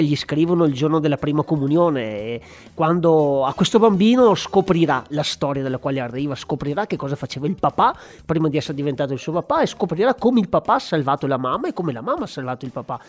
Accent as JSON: {"language": "Italian", "area": "Asiago plateau", "region": "Veneto", "country": "Italy", "tie": "born or raised there", "also_born_or_lived": "Padua", "said": "della mia terra, dell'alto piano di Asiago"}